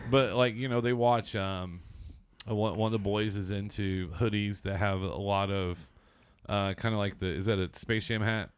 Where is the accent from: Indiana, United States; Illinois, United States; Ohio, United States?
Indiana, United States; Seymour; moved away; I grew up in Seymour, Southern Indiana